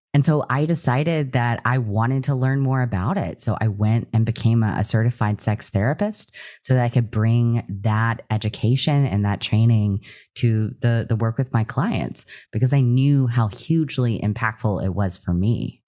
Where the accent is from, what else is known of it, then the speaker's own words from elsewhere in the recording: Louisiana, United States; moved away as an adult; also born or lived in East Texas / Midwest; I grew up in Louisiana and then went to school in Texas in a very small town in East Texas as well for college.